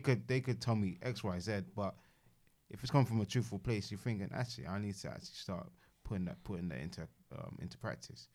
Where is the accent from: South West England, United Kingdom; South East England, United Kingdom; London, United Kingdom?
London, United Kingdom; living and growing up in London, obviously being a diaspora and African